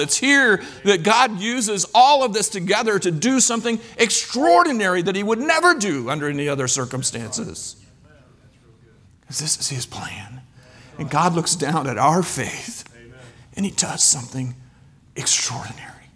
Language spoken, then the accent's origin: English; Kansas, United States; moved away as an adult; also born or lived in Ivory Coast / Belgium; I'm from Kansas